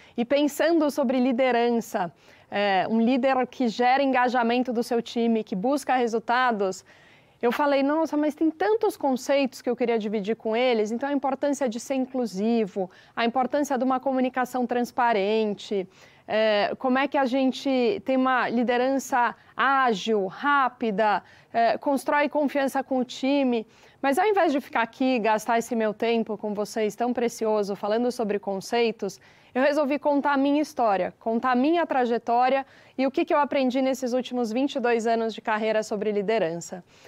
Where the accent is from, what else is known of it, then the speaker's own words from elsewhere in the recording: Araraquara, São Paulo, Brazil; moved away as an adult; now in São Paulo, Brazil; eu sou de Araraquara e eu mudei para São Paulo para fazer faculdade e aqui fiquei